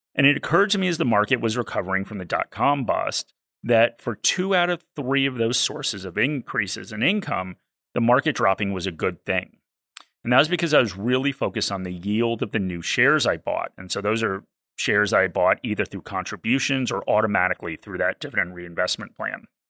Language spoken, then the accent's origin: English; East Coast of the US, United States; I'm from the East Coast of the U S.